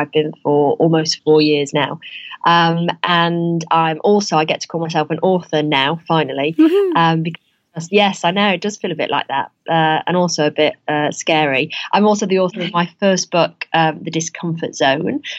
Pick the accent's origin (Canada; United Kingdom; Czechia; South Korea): United Kingdom; Salford, North West England; I grew up in Salford in Manchester